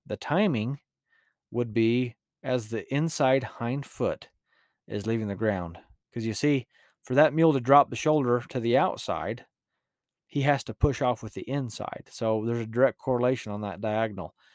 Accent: Utah, United States; accent: rural Utah; my rural Utah accent

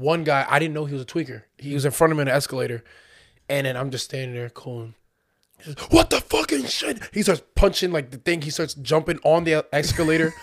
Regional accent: United States; accent: American; they heard my American accent

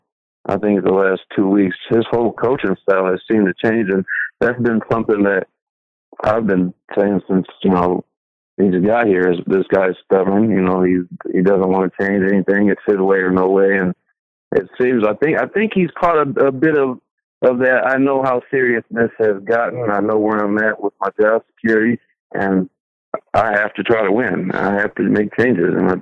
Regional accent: Battle Creek, Michigan, United States; I'm also from Battle Creek

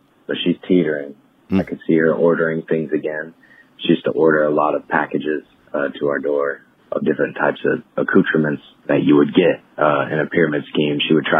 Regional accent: Dallas, Texas, United States; now in Los Angeles, United States; I'm from Dallas, Texas.

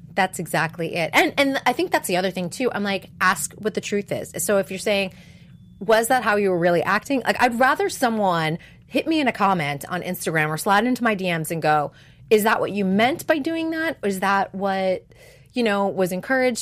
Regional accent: New England, United States; now in California, United States; I'm from New England.

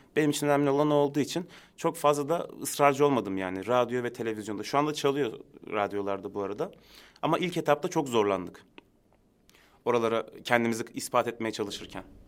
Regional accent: Istanbul, Turkey; also born or lived in Adıyaman; Ben Aslen Adıyaman ama doğma büyüme İstanbul.

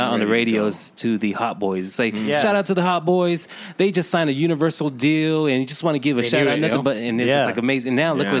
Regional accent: San Angelo, Texas, United States; also born or lived in San Antonio, Texas; I grew up here in San Angelo, but I went to high school for a couple of years in San Antonio.

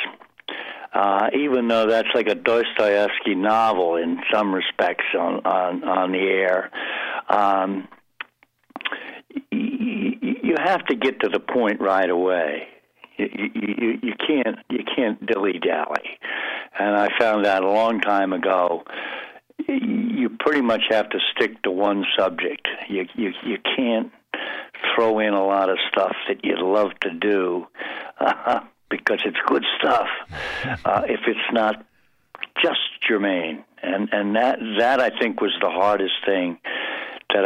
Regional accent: Baltimore, Maryland, United States; accent: Baltimore; moved away as an adult; also born or lived in Princeton / New York; I grew up in Baltimore, which is a terrible regional accent, very nasal

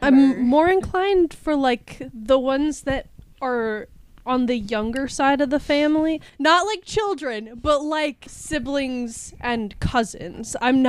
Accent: Wisconsin, United States; I'm from Wisconsin.

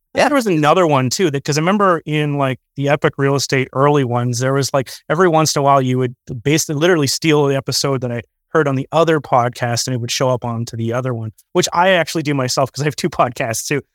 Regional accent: Canada; Canadians just being Canadian is more expensive than being an American. We usually get a lower leverage, higher interest rate.

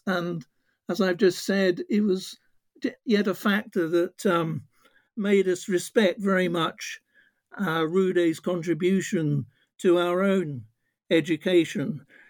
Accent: London, United Kingdom; also born or lived in Norfolk; I was born in Norfolk, but at a very early age, my parents brought me to London. And I suppose you would call me a child of working class background.

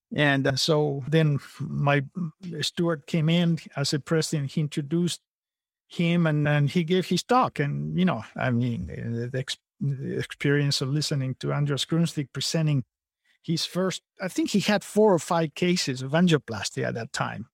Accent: Argentina; moved away as an adult; also born or lived in California / Napa Valley; now in San Antonio, United States; I'm originally from Argentina

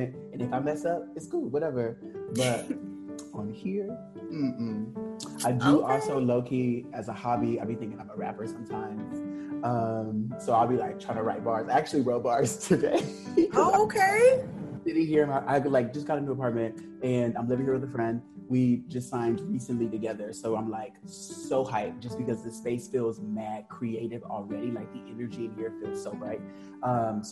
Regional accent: Los Angeles, California, United States; moved away as an adult; now in New York, United States; I am originally from Los Angeles, moved to New York almost 5 years ago

